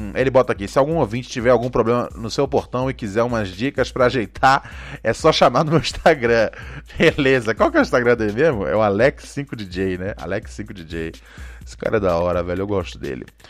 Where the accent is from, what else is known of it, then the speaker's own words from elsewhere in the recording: Rio de Janeiro, Brazil; eu cresci no Rio, então é lá onde eu vi